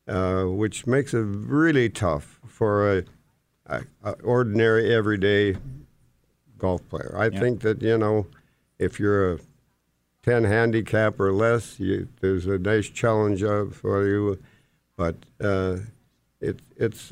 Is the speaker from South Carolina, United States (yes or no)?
no; Grand Forks, North Dakota, United States; also born or lived in Moorhead; I grew up in Grand Forks